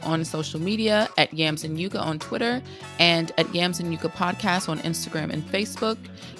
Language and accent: English; Atlanta, Georgia, United States; now in London, United Kingdom; your other host, originally from Atlanta, Georgia in the States, and now living in London.